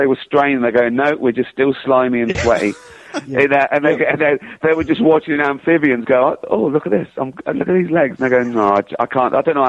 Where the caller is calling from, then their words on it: London, United Kingdom; I'm calling from London.